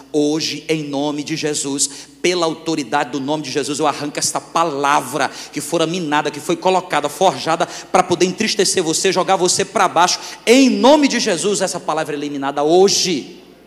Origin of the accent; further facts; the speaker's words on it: Fortaleza, Northeast Region, Brazil; moved away as an adult; now in Northern Region, Brazil; Eu sou nordestino